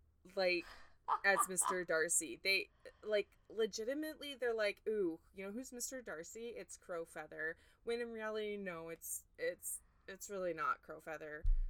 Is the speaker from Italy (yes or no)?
no; United Kingdom; Actually, I just realized we say herbs because we're British.